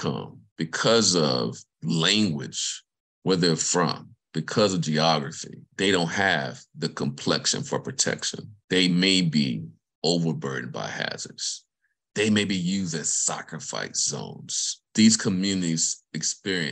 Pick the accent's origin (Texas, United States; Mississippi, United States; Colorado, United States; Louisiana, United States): Mississippi, United States; Vicksburg; moved away; I'm from the state of Mississippi, grew up in Vicksburg